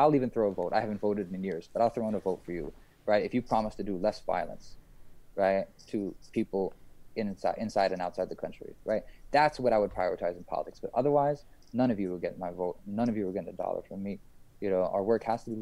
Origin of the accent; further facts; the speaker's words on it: United States; moved away as an adult; also born or lived in New York; now in Istanbul, Turkey; as American Muslims